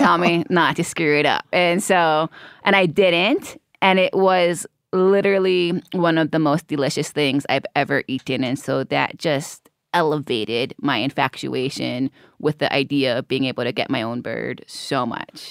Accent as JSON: {"language": "English", "region": "Hawaii", "country": "United States", "tie": "born or raised there", "said": "growing up in Hawaii"}